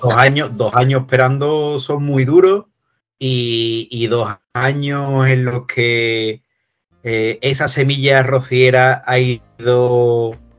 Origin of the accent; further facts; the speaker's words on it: Cádiz, Andalusia, Spain; yo soy de Cádiz